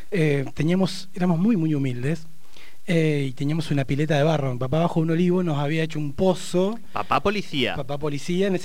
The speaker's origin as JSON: {"language": "Spanish", "town": "Barda del Medio", "region": "Río Negro", "country": "Argentina", "tie": "born or raised there", "also_born_or_lived": "Neuquén", "said": "Mi infancia, yo nací en Neuquén, pero la viví hasta los cinco años en Barda del Medio."}